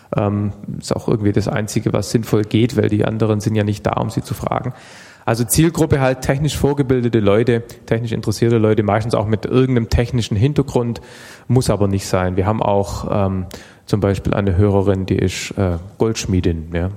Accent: Stuttgart, Baden-Württemberg, Germany; also born or lived in Heidenheim; Ich komme aus Stuttgart, Baden-Württemberg, bin aber geboren in Heidenheim auf der Schwäbischen Alb.

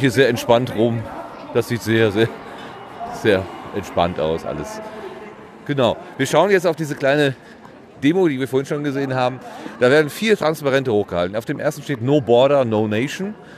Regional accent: Sauerland, North Rhine-Westphalia, Germany; Ich komme ja wenigstens noch aus dem Land der 1000 Berge, dem Sauerland

